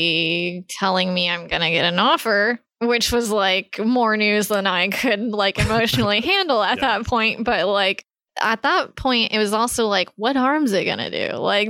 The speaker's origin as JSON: {"language": "English", "region": "Texas", "country": "United States", "moved": "as an adult", "lives_now": "San Francisco, United States", "said": "I was from Texas"}